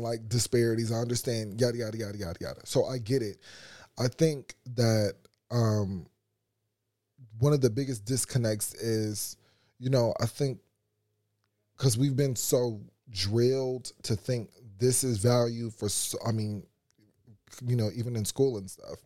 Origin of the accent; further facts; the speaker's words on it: United States; being an American